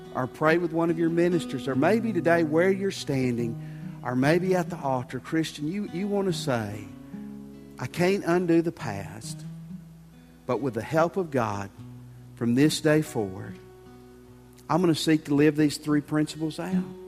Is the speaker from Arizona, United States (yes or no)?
no; Tennessee, United States; moved away; where I grew up in Tennessee